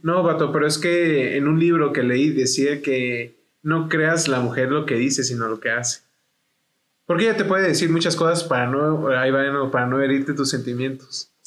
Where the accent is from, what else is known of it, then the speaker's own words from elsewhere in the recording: Chihuahua, Mexico; moved away as an adult; also born or lived in United States (born) / Salt Lake City, Utah; regresé a Chihuahua y tengo 20 años. Yo soy nacido en Estados Unidos